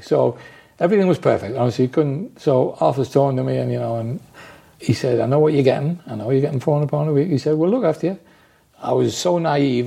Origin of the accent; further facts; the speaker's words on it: Newcastle upon Tyne, North East England, United Kingdom; I'm from Newcastle